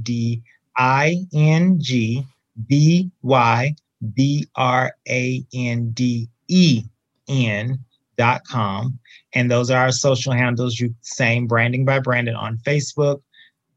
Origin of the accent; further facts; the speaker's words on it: Georgia, United States; moved away as an adult; also born or lived in Florida / Japan; now in California, United States; I was born in Florida, raised in Georgia